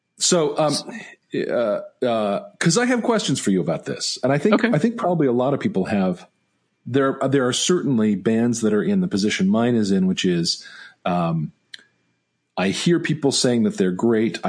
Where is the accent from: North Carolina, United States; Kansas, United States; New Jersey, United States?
North Carolina, United States; Greensboro; Center City Park in Greensboro here, my hometown